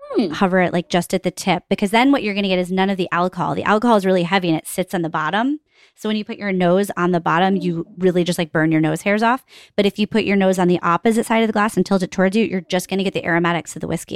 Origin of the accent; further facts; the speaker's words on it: Northeast, United States; we're schlubs from the Northeast